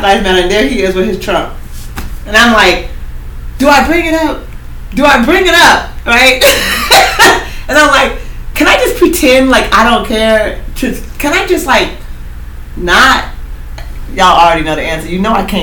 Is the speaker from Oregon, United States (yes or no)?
yes; Oregon, United States; I'm from Oregon